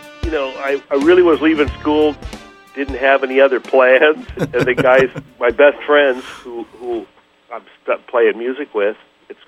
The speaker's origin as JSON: {"language": "English", "region": "Midwest", "country": "United States", "tie": "born or raised there", "also_born_or_lived": "Hawaii, United States", "moved": "as an adult", "lives_now": "Los Angeles, United States", "said": "I really have a huge affinity for people from the Midwest, even out here in L.A. I mean, I still feel like I'm a Midwesterner"}